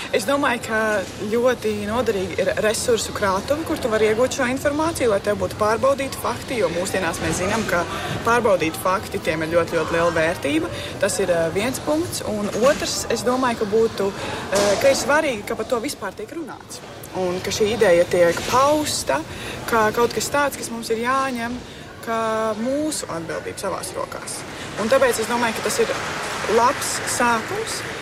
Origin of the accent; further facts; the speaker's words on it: Latvia; mēs esam no Latvijas